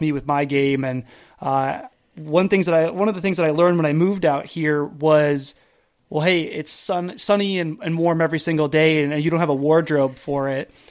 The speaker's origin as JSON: {"language": "English", "region": "East Coast", "country": "United States", "tie": "born or raised there", "also_born_or_lived": "Canada", "moved": "yes", "lives_now": "California, United States", "said": "I grew up on the East Coast"}